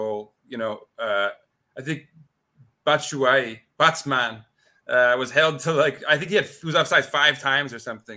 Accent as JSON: {"language": "English", "town": "New York City", "region": "New York", "country": "United States", "tie": "born or raised there", "said": "I grew up here in New York City, born and raised."}